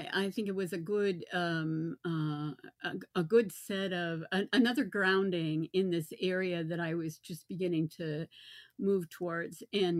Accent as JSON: {"language": "English", "region": "the North", "country": "United States", "also_born_or_lived": "Virginia Beach", "moved": "yes", "lives_now": "North Carolina, United States", "said": "that I was from the North"}